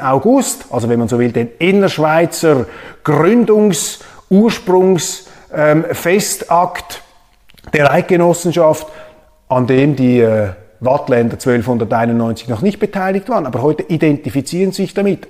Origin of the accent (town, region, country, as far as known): Switzerland